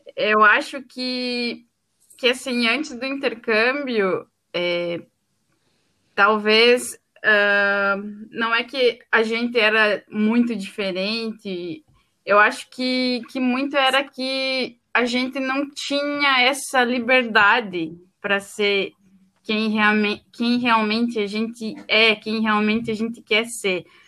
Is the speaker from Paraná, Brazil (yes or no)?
yes; Bituruna, Paraná, Brazil; moved away as an adult; now in Dublin, Ireland; eu sou do Paraná, numa cidadezinha chamada Bituruna